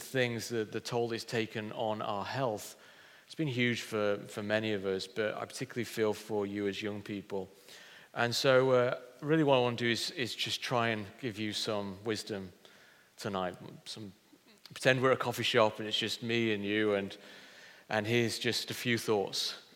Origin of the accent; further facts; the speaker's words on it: Pontefract, Yorkshire and the Humber, United Kingdom; moved away as an adult; now in Hull, United Kingdom; I've lived in Hull longer than I actually lived in my hometown, which is Pontefract near Leeds